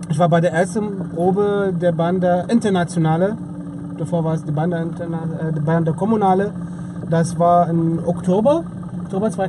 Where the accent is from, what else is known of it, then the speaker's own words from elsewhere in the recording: Syria; Ich komme aus Syrien.